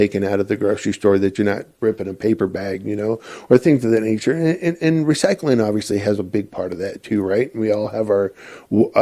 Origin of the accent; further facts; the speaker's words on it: Spokane, Washington, United States; moved away as an adult; also born or lived in St. Louis; now in Midland, United States; I grew up in Spokane, Washington.